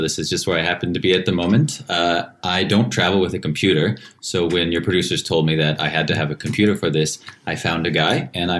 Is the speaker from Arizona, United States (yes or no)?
no; Seattle, Washington, United States; now in Tbilisi, Georgia; I'm from Seattle.